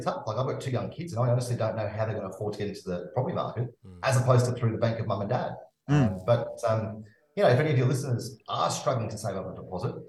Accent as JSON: {"language": "English", "country": "Zimbabwe", "tie": "born or raised there", "also_born_or_lived": "Newcastle, Australia", "accent": "twang", "moved": "yes", "lives_now": "Australia", "said": "I've got a bit of a twang in my accent, and the reason behind that is I grew up in Zimbabwe"}